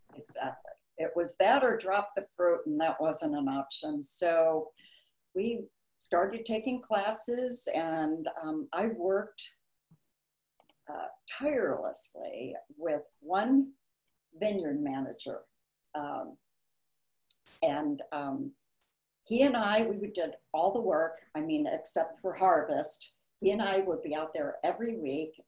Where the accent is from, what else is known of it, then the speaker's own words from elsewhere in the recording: Chicago, Illinois, United States; moved away as an adult; also born or lived in Barrington, Illinois; now in Napa Valley, United States; I was born and raised in Chicago, uh, but as an older child, we moved out to the suburbs, and I went to Barrington High School